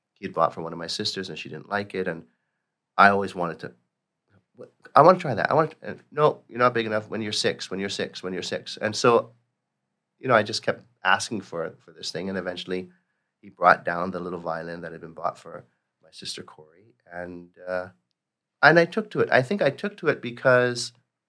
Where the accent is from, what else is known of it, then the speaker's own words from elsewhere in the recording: Toronto, Ontario, Canada; I grew up in the north part of Toronto, North York